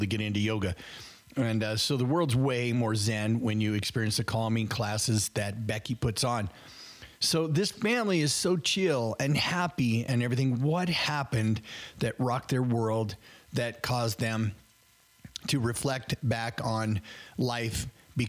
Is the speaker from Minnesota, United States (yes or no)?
no; Worland, Wyoming, United States; I grew up in Worland, Wyoming, which is really close to Lovell, Wyoming